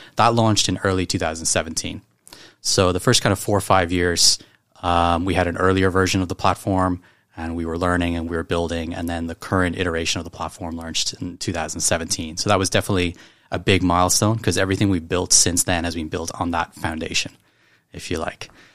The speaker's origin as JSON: {"language": "English", "country": "Ireland", "moved": "as an adult", "lives_now": "Hong Kong", "said": "I'm from Ireland"}